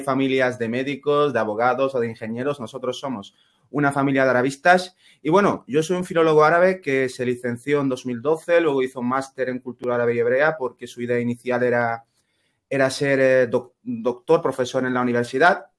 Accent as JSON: {"language": "Spanish", "region": "Ceuta", "country": "Spain", "first_language": "Spanish", "moved": "as an adult", "lives_now": "Granada, Spain", "said": "en mi caso somos, de Ceuta"}